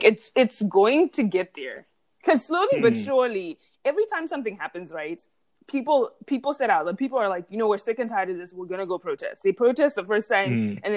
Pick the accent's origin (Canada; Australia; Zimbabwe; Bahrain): Zimbabwe; also born or lived in Austin, Texas, United States; now in New York, United States; I grew up in Zimbabwe